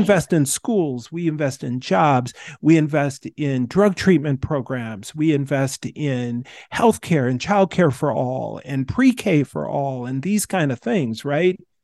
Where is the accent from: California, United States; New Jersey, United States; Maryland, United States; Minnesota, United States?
Minnesota, United States; moved away; I moved from Minnesota and started living in states that fought for the, the, the Confederacy rebels.